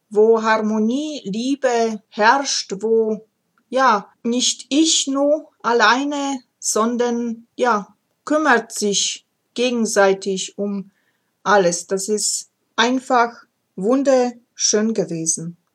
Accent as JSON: {"language": "German", "town": "Ozimek", "region": "Opole Voivodeship", "country": "Poland", "tie": "born or raised there", "said": "Wer mich kennt, weiß es, dass ich gebürtig aus Oberschlesien komme, heute Polen, und ich komme aus kleinen Städtchen namens Ojimek Malapane, Nähe der Großstadt Oppeln."}